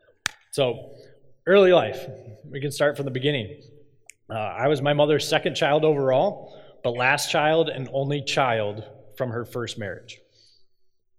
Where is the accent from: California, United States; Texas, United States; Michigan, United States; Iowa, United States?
Iowa, United States; Cedar Falls; I'm from Cedar Falls. I grew up in Cedar Falls